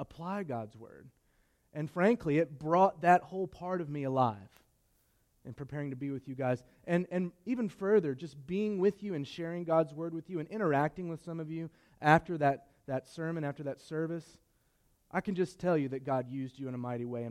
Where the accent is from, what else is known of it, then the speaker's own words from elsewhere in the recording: Martinsville, Virginia, United States; move back to my hometown of Martinsville